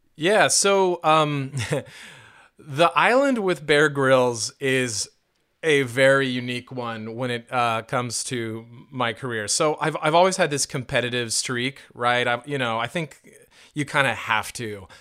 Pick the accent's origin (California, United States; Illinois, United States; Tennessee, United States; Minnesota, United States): California, United States; moved away as an adult; also born or lived in Indiana; I went to Indiana University after growing up in California and then traveling around, a lot over the years